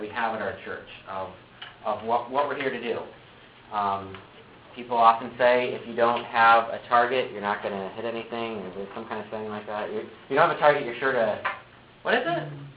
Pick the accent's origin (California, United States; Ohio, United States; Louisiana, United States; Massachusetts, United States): Ohio, United States; moved away as an adult; now in Michigan, United States; So I actually moved here to Michigan. I'm from Ohio.